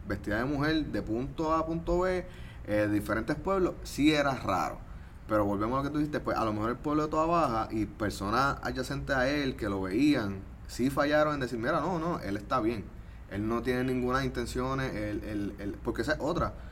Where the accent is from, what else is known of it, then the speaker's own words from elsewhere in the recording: Trujillo Alto, Puerto Rico; Por ejemplo, yo también soy de Trujillo Alto.